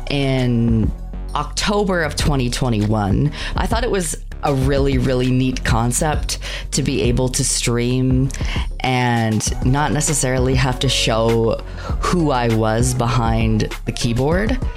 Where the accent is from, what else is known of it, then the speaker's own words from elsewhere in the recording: Canada; I am a Canadian VTuber